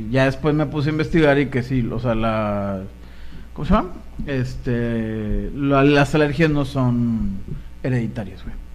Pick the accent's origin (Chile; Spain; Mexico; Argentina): Mexico; Monterrey, Nuevo León; Sí, güey, soy de Monterrey.